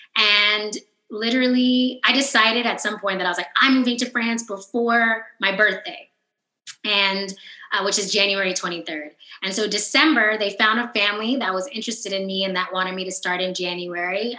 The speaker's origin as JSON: {"language": "English", "town": "Oakland", "region": "California", "country": "United States", "tie": "born or raised there", "also_born_or_lived": "New York / Paris", "moved": "as an adult", "said": "I'm from Oakland, I was born in Oakland, California, and then I lived in New York, you know, when I went to college"}